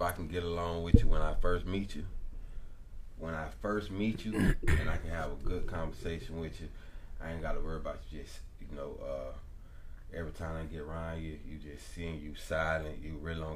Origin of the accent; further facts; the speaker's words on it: Orlando, Florida, United States; I'm from Orlando, Florida.